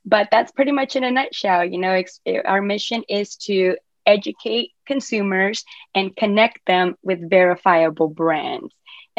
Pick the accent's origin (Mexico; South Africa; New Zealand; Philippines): Mexico; also born or lived in Asia; now in United States; I'm originally from Mexico, so in the Hispanic background, cannabis is just, you know, it's just bad.